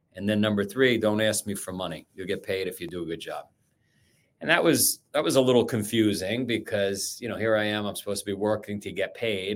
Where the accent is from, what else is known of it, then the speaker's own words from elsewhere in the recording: New York City, New York, United States; I grew up in Queens, Howard Beach, Queens